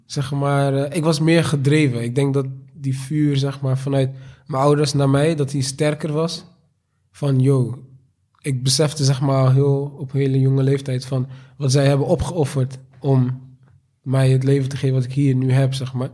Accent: Rotterdam, South Holland, Netherlands; geboren en getogen in Rotterdam, Delfshaven

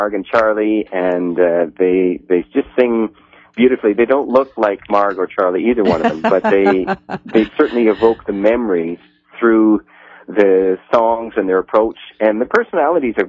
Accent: Fergus, Ontario, Canada; I'm from a little Scottish town called Fergus, which is about an hour west of Toronto

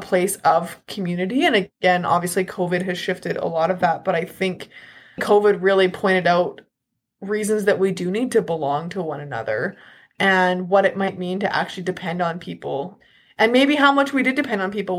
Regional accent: Southern Alberta, Canada; I was raised in Southern Alberta, and now I live here again

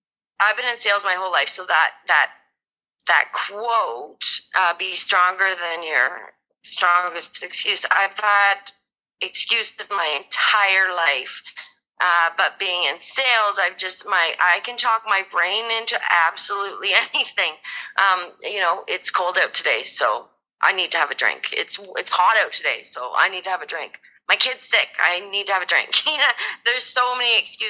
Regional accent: Toronto, Ontario, Canada; also born or lived in Collingwood, Ontario; I was born in Toronto, Ontario, into kind of a privileged family. I grew up not really wanting for anything

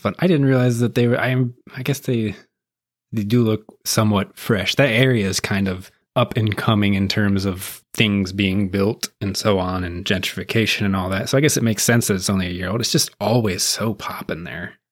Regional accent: Appalachian Mountains, United States; also born or lived in West Virginia; now in Nashville, United States; I grew up in the Appalach, part of the Appalachian Mountains. And I spent a lot of time in West Virginia, too.

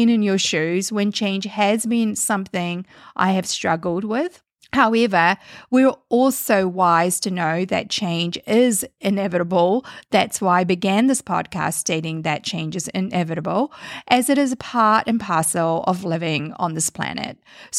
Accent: New Zealand; now in Canada; Canada has now been home for many years, hence the accent or a mix of accents all merged into one. When I immigrated from New Zealand to Canada, it was a big leap of faith.

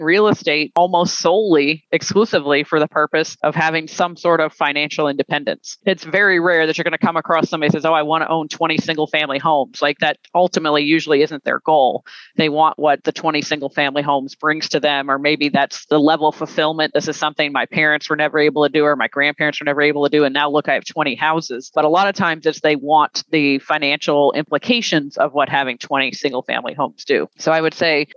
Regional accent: the South, United States; Being a Southerner

